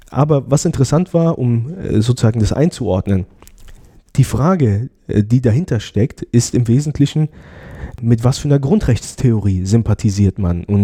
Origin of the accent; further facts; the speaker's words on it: Frankfurt, Hesse, Germany; born there; moved away as an adult; also ich bin äh, gebürtiger Frankfurter und bin zum Studium nach Freiburg gegangen